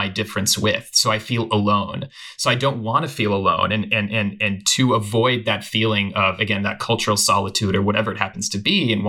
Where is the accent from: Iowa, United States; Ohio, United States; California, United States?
California, United States; Los Gatos; So I was born and raised in Los Gatos, California. And largely white community, although that's changing now, but it was a small kind of white town. And we were among the few Iranian families